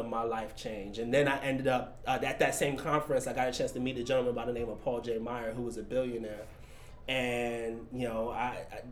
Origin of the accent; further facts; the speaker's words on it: New York, United States; now in San Francisco, United States; born and raised in New York. Grew up in probably one of the roughest neighborhoods in New York.